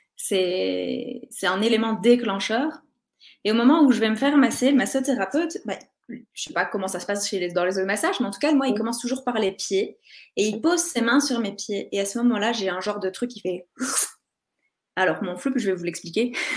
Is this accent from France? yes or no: no; Belgium; je suis belge